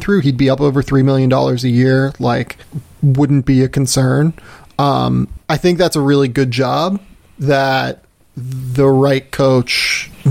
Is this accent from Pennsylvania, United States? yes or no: yes; Pittsburgh, Pennsylvania, United States; I grew up in Pittsburgh.